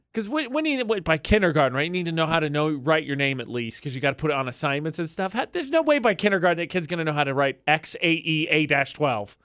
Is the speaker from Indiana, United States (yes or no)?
yes; Indiana, United States; moved away; I come from Indiana